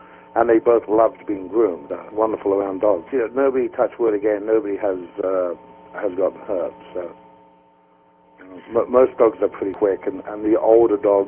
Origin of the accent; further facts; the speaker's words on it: Ireland; moved away as an adult; also born or lived in Australia / New Zealand / Spain / England; now in United States; I grew up in Ireland